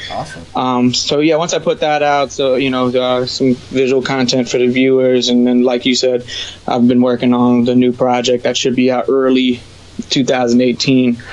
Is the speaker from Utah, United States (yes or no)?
no; Broward County, Florida, United States; also born or lived in New York; now in West Palm Beach, United States; Born and raised in Broward County, Florida